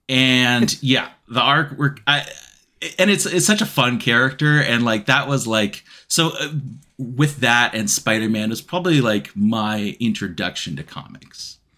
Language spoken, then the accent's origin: English; Israel; moved away; I grew up in Israel